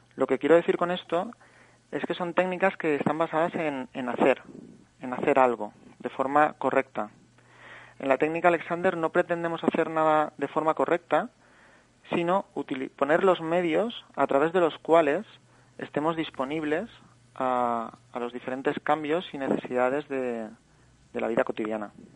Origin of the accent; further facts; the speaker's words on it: Valencia, Valencian Community, Spain; moved away as an adult; also born or lived in Barcelona / Australia; soy de Valencia